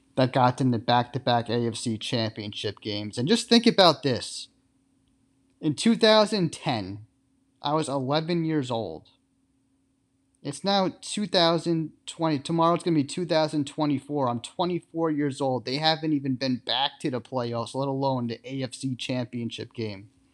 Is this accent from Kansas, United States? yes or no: no; South Shore of Long Island, New York, United States; I'm born and raised on the South Shore of Long Island